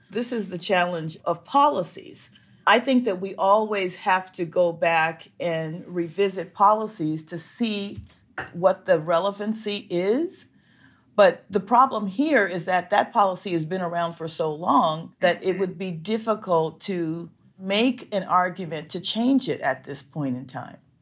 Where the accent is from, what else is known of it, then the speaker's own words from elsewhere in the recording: Los Angeles, California, United States; I grew up in Los Angeles